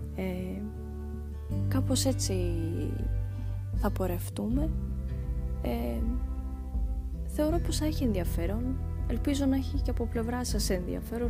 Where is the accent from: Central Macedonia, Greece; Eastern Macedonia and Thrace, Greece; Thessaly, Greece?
Eastern Macedonia and Thrace, Greece; Kavala; also born or lived in Thasos / Thessaloniki; now in Athens, Greece; η καταγωγή μου είναι από τη Θάσο, από το νησί της Θάσου και μεγάλωσα καβάλα